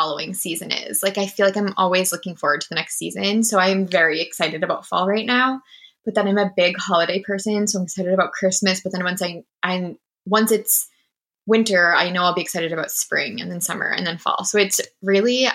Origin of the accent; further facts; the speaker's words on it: Maine, United States; moved away as an adult; also born or lived in Boston; now in Seattle, United States; I'm from New England. I grew up in the state of Maine